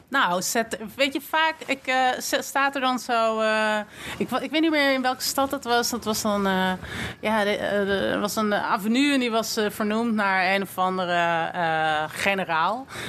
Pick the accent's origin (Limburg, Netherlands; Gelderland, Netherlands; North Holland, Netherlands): North Holland, Netherlands; Amsterdam; Ik kom uit Amsterdam, geboren en getogen.